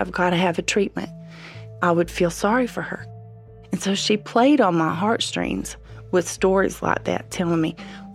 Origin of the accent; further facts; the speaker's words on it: Midwest, United States; moved away as an adult; also born or lived in Abu Dhabi, United Arab Emirates; being a Midwesterner